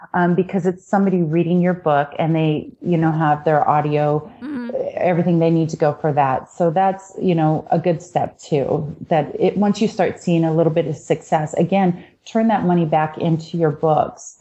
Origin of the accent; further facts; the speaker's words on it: Washington, United States; I was raised in Washington state on a farm